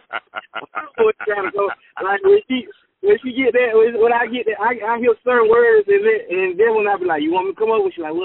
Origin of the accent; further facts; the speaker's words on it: Texas, United States; as a Texan